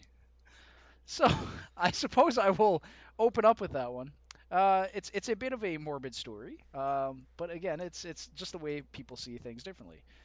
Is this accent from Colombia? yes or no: no; Winnipeg, Manitoba, Canada; born and raised Canadian fucking citizen, even though I was born in Winnipeg